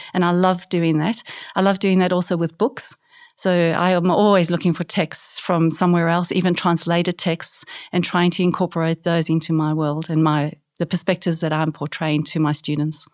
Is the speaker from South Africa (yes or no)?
yes; South Africa; moved away as an adult; also born or lived in South Korea / New Zealand; now in Australia; I grew up in South Africa, so grew up as, uh, bilingual, speaking English and Afrikaans